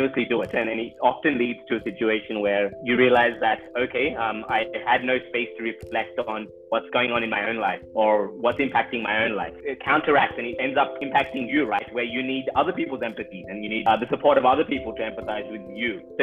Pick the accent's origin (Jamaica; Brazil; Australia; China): Australia; I grew up with in Australia